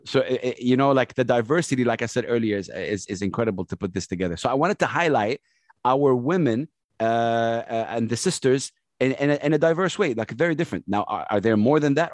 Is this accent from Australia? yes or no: no; Jeddah, Makkah Province, Saudi Arabia; English is a second language; also born or lived in Sharjah; I grew up in Jeddah, Saudi Arabia.